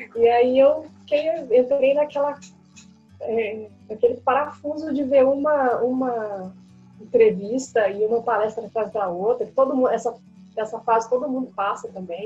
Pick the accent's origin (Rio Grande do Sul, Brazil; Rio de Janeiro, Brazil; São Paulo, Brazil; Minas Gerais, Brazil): Minas Gerais, Brazil; Uberlândia; eu sou de Uberlândia, sou de Minas, né, nascida e criada